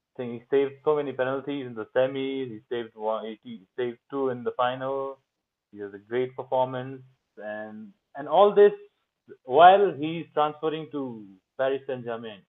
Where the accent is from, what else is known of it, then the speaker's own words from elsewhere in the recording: Kalimpong, West Bengal, India; I grew up in India